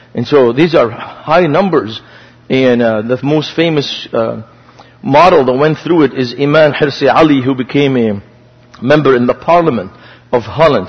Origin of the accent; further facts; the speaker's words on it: Beirut, Beirut Governorate, Lebanon; moved away; I grew up in Beirut, Lebanon, so I have a strange name.